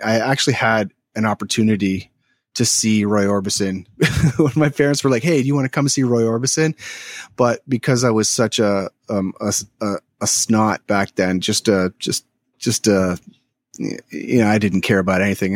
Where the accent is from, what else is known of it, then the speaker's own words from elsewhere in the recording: Toronto, Ontario, Canada; also born or lived in Chatham, Ontario; now in Philadelphia, United States; I'm from the Toronto area. um, originally, but I was born in Chatham, Ontario, which is, I, I would say it's close to Windsor, or which is basically across from Detroit, most of my life in Toronto growing up